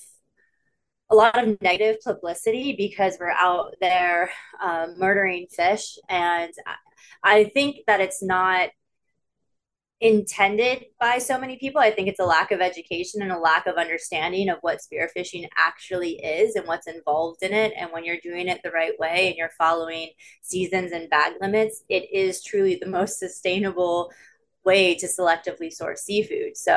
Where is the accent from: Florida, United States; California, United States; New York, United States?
Florida, United States; moved away as an adult; now in Bahamas; I grew up in Florida